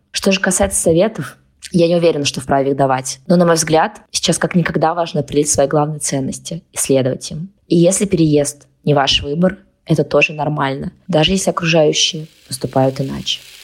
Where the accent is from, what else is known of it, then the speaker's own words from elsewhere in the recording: Kazan, Tatarstan, Russia; moved away as an adult; also born or lived in Moscow; Он в Казани, это мой родной город, я в Москве